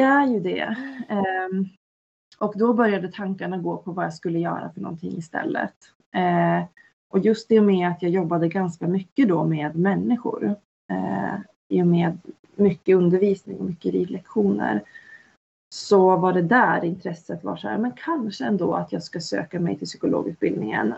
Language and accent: Swedish; Norrland, Sweden; jag är uppväxt i Norrland